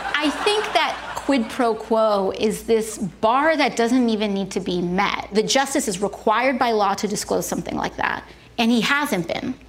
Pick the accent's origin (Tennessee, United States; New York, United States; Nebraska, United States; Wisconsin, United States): New York, United States; New York City; I'm from the Bronx